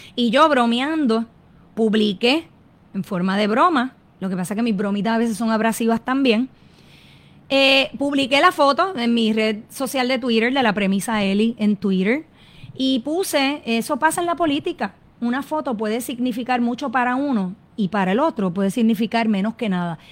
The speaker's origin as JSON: {"language": "Spanish", "country": "Puerto Rico", "said": "lo que somos como pueblo puertorriqueño"}